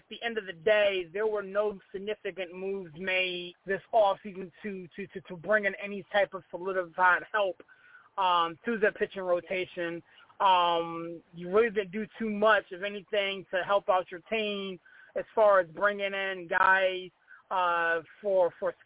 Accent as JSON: {"language": "English", "town": "Pittsburgh", "region": "Pennsylvania", "country": "United States", "tie": "born or raised there", "moved": "yes", "said": "I am from Pittsburgh, born and raised in Pittsburgh"}